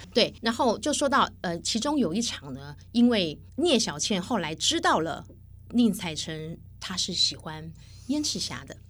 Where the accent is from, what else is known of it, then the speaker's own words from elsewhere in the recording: Taiwan; 我们台湾人就会觉得，我们讲话都文绉绉的